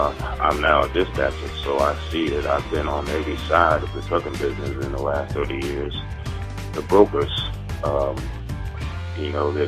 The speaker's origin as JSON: {"language": "English", "town": "Tuscaloosa", "region": "Alabama", "country": "United States", "said": "I'm from Tuscaloosa, Alabama."}